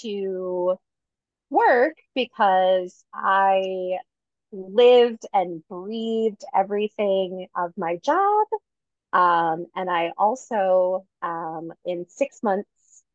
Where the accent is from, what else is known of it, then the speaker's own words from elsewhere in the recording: Detroit, Michigan, United States; now in Denver, United States; I am from Detroit. I've been in Denver for about 14 years